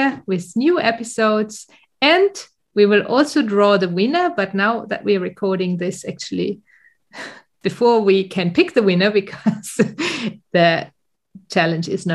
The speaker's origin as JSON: {"language": "English", "country": "Germany", "tie": "born or raised there", "moved": "as an adult", "lives_now": "Sweden", "said": "go back to my hometown and have to drive there the last kilometers if I have been flying into Düsseldorf"}